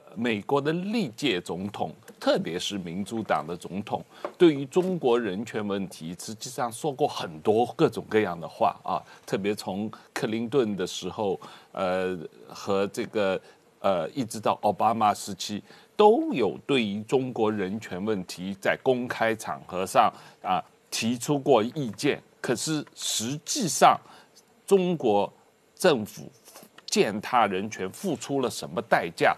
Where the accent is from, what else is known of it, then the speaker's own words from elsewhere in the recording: Taiwan; 让我们台湾人民一直不断地有一个担心的地方